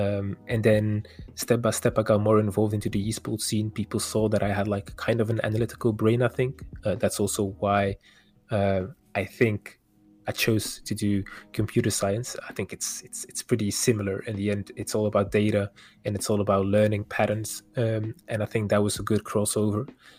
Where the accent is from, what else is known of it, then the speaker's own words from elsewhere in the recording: Wevelgem, Flanders, Belgium; also born or lived in Kortrijk, Belgium; Parents are originated from Morocco. They came here when they were pretty young, 6 or 7 years old. I was born in Kortrijk in Belgium. All right. And ever since then, I lived around the neighborhood. It was not Kortrijk, it was Wevelgem, which is pretty close.